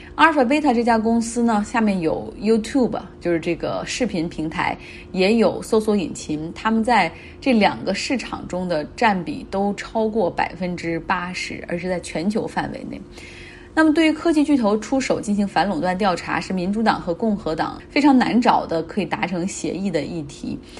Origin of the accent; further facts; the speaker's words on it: China; 我们中国人